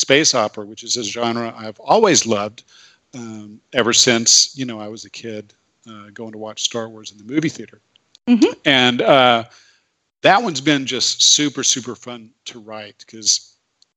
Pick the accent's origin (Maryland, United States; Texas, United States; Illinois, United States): Texas, United States; Dallas; when I was a kid growing up in Dallas